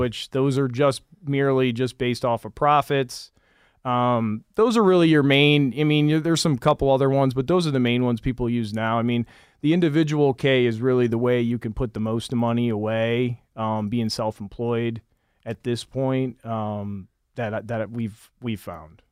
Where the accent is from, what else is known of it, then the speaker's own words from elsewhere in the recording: Michigan, United States; moved away; I'm originally from Michigan.